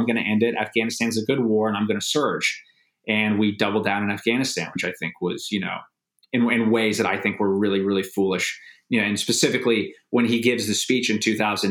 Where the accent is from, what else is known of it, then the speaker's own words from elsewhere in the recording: United States; I'm an American. I'm 23 years old.